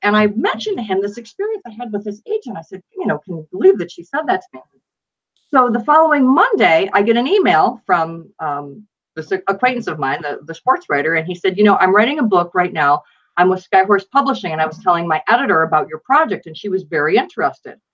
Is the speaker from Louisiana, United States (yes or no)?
no; Buffalo, New York, United States; I grew up in Buffalo, New York, and my father was actually a police officer there for 34 years